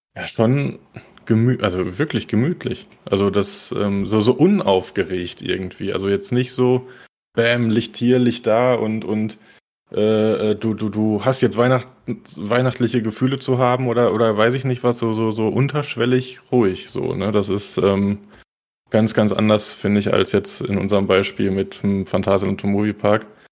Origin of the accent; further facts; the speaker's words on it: Germany; für mich als, als Deutscher